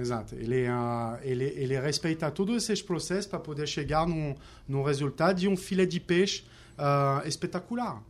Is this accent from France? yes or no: yes; France; accent: French; Portuguese is a second language; moved away as an adult; also born or lived in New York, United States; now in Rio de Janeiro, Brazil; me contagiou como francês